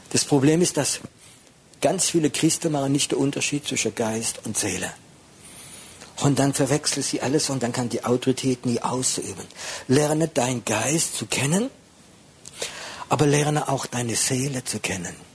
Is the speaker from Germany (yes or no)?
no; France; ich bin Franzose, ich bin schwieriger.